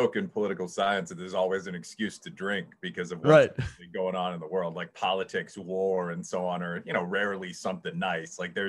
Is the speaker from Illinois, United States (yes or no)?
yes; Chicago, Illinois, United States; also born or lived in Aurora, Illinois; I'm from Chicago. I was born originally on the south side of Chicago. I grew up, spent most of my life actually on the north side across Madison. I've lived in the Wicker Park neighborhood.